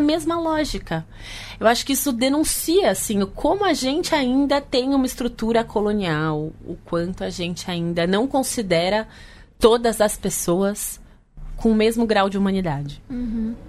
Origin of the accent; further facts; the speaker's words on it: São Paulo, Brazil; Eu cresci na periferia de São Paulo, na Zona Norte